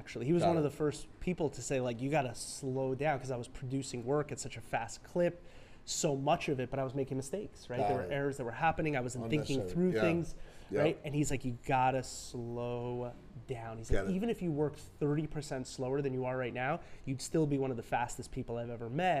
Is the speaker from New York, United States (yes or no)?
yes; New York City, New York, United States; also born or lived in Rockland County, New York; a New Yorker. I grew up in Flushing, Queens, lived in Rockland County, New York City, went to school in the city, Lexington and 24th, right?